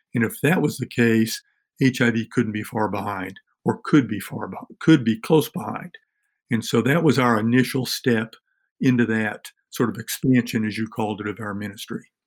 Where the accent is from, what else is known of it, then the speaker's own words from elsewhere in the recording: Tennessee, United States; Tennessee, my home state, and in our in our local county